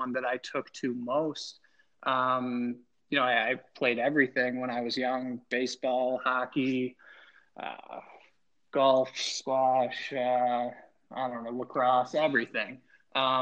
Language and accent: English; Buffalo, New York, United States; moved away as an adult; now in Omaha, United States; I'm from Buffalo, New York. I grew up in Buffalo through high school